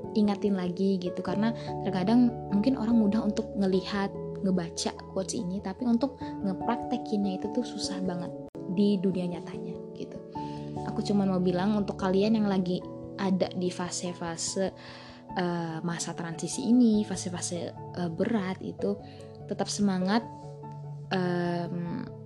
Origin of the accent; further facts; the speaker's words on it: Bima, West Nusa Tenggara, Indonesia; aku S D di tempat ngajarnya, eh, mama aku. di desa aku sendiri, yaitu Desa Samili